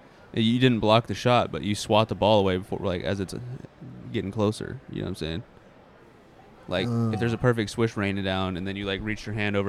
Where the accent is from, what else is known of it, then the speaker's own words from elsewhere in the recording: Mississippi, United States; born there; Well, I was born in Mississippi.